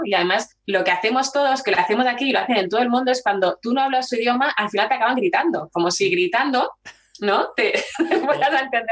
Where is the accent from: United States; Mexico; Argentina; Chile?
Chile; also born or lived in Barcelona; now in Valladolid, Spain; soy chilena